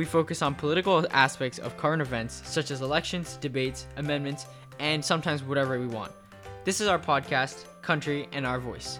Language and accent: English; Malaysia; I'm actually from Malaysia, which is pretty cool.